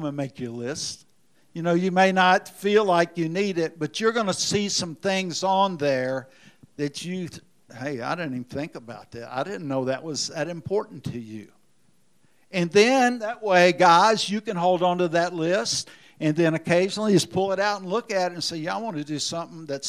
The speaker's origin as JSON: {"language": "English", "region": "Indiana", "country": "United States", "moved": "yes", "lives_now": "Memphis, United States", "said": "I'm from Indiana"}